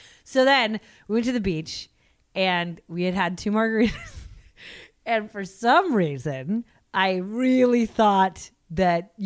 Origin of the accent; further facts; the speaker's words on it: United States; I'm American.